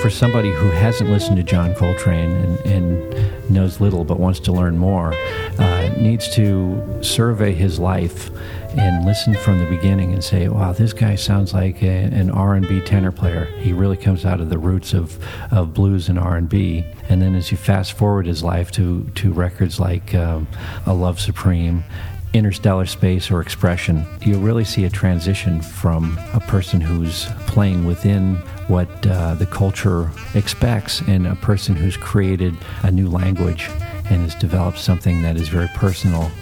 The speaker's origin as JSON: {"language": "English", "region": "Midwest", "country": "United States", "tie": "born or raised there", "said": "I grew up in the Midwest in the middle of nowhere in the cornfields."}